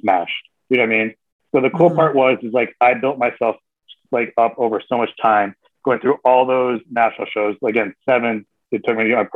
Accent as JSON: {"language": "English", "region": "Michigan", "country": "United States", "tie": "born or raised there", "said": "I grew up in Michigan"}